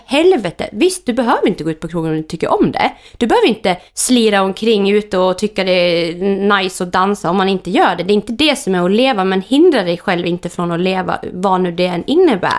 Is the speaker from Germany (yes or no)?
yes; Germany; now in Sweden; där jag kommer från i Tyskland, de äldre är de viktiga i familjen.